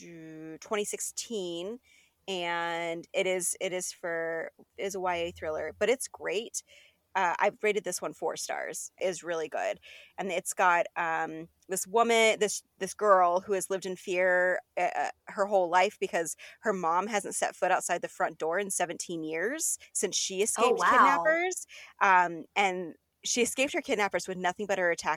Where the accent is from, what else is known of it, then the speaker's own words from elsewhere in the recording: southern Arizona, United States; now in Seattle, United States; I'm originally from Arizona